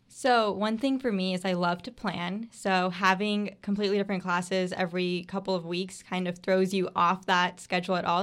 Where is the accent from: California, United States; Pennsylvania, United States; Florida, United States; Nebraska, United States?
Florida, United States; Bradenton; I am from Brainton, Florida